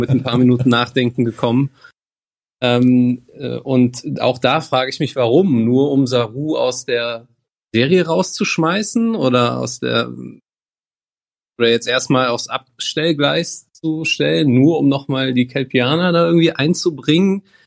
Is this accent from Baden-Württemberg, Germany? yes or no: no; near Bonn, North Rhine-Westphalia, Germany; aus der Nähe von Bonn